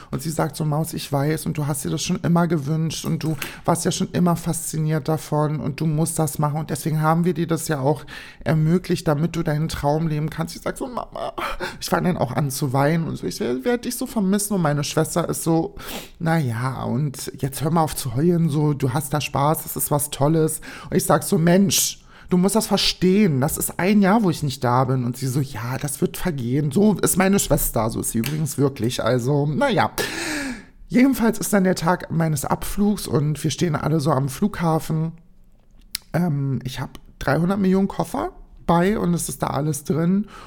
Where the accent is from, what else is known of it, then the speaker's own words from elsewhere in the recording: Berlin, Germany; Ich sag, ich bin aus Berlin.